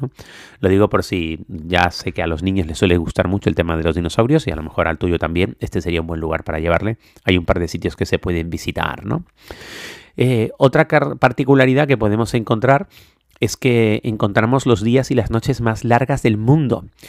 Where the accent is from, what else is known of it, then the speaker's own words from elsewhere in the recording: Canary Islands, Spain; los que somos canarios